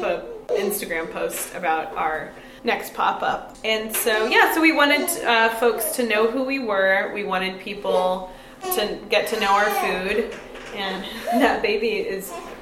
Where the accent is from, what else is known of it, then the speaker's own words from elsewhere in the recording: Fort Bragg, California, United States; moved away as an adult; also born or lived in San Francisco; I'm from Fort Bragg